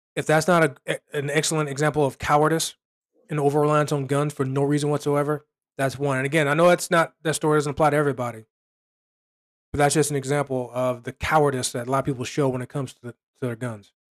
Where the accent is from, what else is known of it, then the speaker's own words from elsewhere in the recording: Chicago, Illinois, United States; my hometown, Chicago